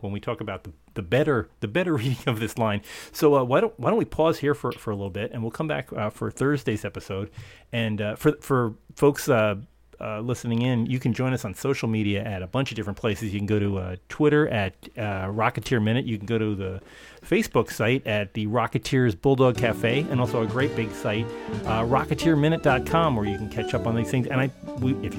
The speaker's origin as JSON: {"language": "English", "region": "New Jersey", "country": "United States", "tie": "born or raised there", "said": "I was a kid from New Jersey."}